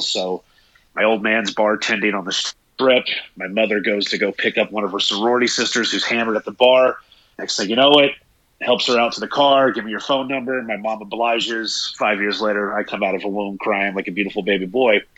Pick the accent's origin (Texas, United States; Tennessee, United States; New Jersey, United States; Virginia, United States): Tennessee, United States; East; growing up in East Tennessee